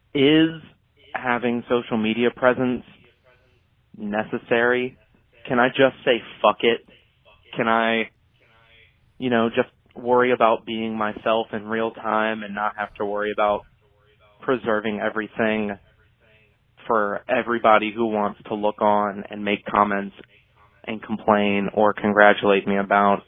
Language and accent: English; Virginia, United States; I'm from Virginia